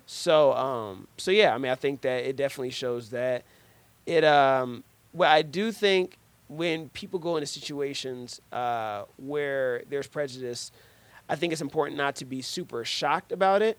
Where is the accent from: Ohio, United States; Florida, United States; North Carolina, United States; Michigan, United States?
Ohio, United States; Cincinnati; moved away as an adult; now in Detroit, United States; I grew up in Cincinnati